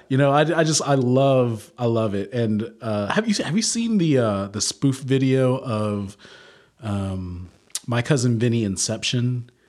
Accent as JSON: {"language": "English", "region": "the South", "country": "United States", "tie": "born or raised there", "also_born_or_lived": "Louisiana / Oklahoma", "said": "I grew up in the South."}